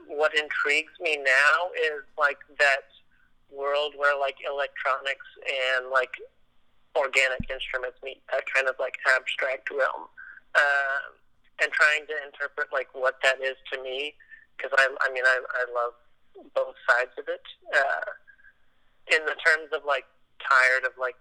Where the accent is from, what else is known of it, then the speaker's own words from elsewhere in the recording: Los Angeles, California, United States; now in Nashville, United States; I'm from Los Angeles originally